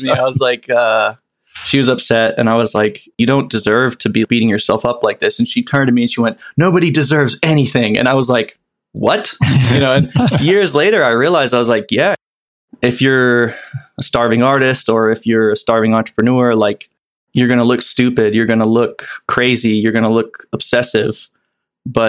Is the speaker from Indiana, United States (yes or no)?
yes; Carmel, Indiana, United States; also born or lived in England; I've been raised in the number one town to raise a child in the United States, Carmel, Indiana